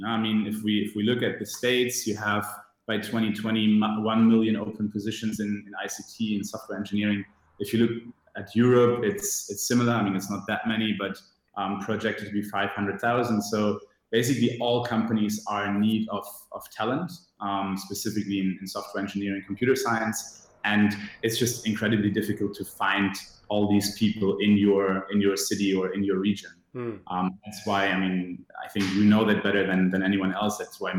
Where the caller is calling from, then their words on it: Tunis, Tunis Governorate, Tunisia; I am dialing in from Tunis at the moment. So sitting in Tunisia in our offices, but heading back to Berlin on Friday.